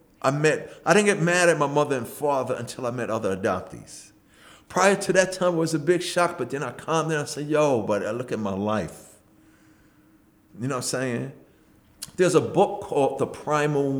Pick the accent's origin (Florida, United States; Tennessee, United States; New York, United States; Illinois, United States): New York, United States; New York City; moved away as an adult; also born or lived in Freeport, New York / Bayside, Queens; now in New Jersey, United States; when I moved from Hollis, I moved to Freeport. When I met my wife, we got married, we moved to Bayside. And then from Bayside, we moved to Jersey. So now I'm living in Jersey.